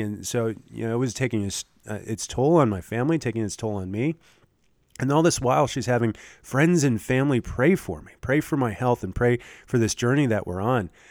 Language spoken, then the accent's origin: English; Michigan, United States; now in Lincoln, Nebraska, United States; where I grew up in Michigan